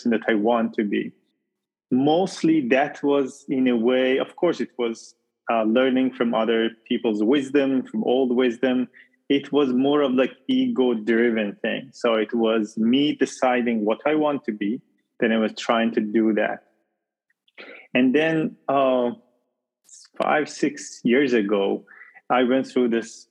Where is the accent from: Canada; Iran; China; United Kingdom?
Iran; moved away as an adult; also born or lived in Arizona, United States; now in United States; I moved from Iran. I'm originally from Iran, and okay. I moved to US, to Arizona.